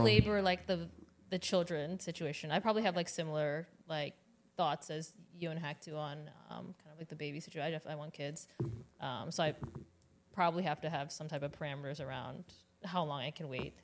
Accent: Richmond, Virginia, United States; I'm from Richmond

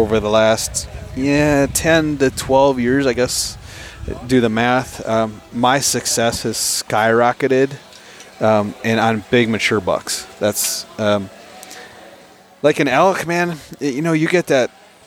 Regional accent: Wisconsin, United States; growing up in Wisconsin

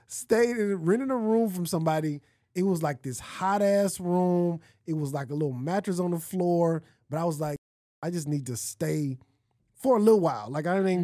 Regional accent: Los Angeles, California, United States; I'm from California. I'm from LA.

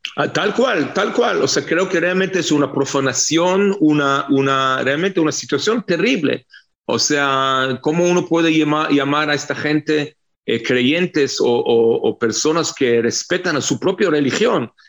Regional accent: Israel; israelíes no somos latinos

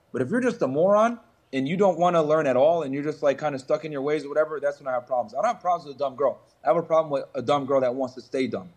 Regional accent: Connecticut, United States; moved away as an adult; also born or lived in Boston; now in South Florida, United States; I grew up in the Northeast, right? Grew up in Connecticut, went to college in Boston, lived down in the Northeast my entire life

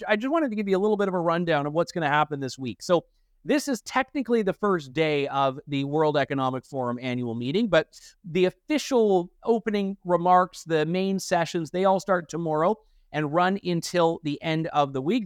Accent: Canada; as a Canadian

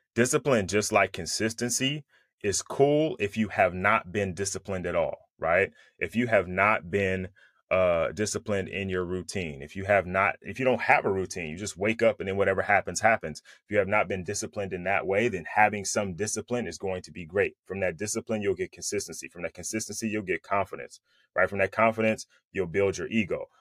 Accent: Bay Area, California, United States; now in Southern California, United States; I'm from the Bay Area, but I live in Southern California

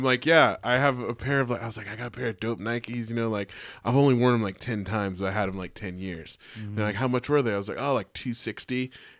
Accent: California, United States; I'm from California. Like, you know, have some pride. I have pride in my state of California.

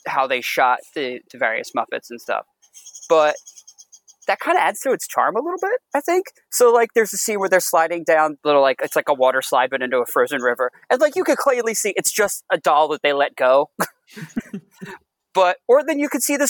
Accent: outside Philadelphia, Pennsylvania, United States; also born or lived in Upper Bucks County, Pennsylvania; now in South Jersey, United States; I was born outside Philly

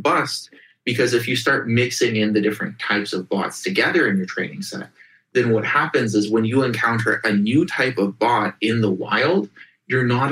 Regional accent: Russia; moved away; I grew up in Russia in the early 90s

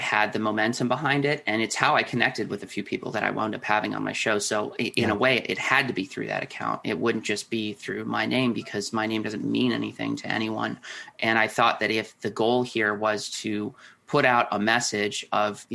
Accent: Minneapolis, Minnesota, United States; growing up in the Twin Cities

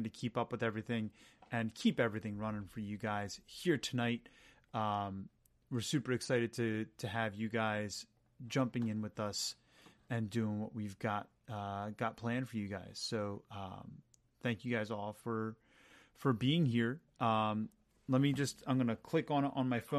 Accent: Philadelphia, Pennsylvania, United States; We're from Philly

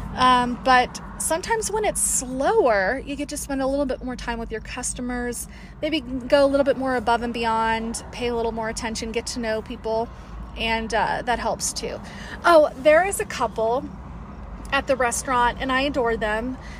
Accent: Las Vegas, Nevada, United States; now in Colorado, United States; I'm originally from Vegas

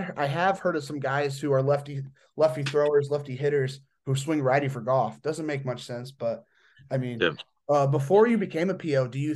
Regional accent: Indiana, United States; I am from Indiana.

